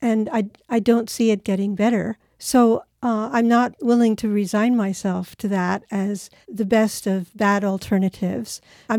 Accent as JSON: {"language": "English", "country": "Japan", "tie": "born or raised there", "said": "I grew up in Japan."}